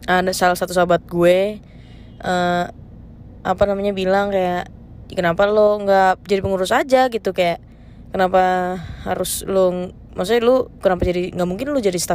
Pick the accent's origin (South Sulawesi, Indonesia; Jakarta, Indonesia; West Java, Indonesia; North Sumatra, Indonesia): North Sumatra, Indonesia; gue kan orang Batak ya jadi yang diduluin tuh orang Batak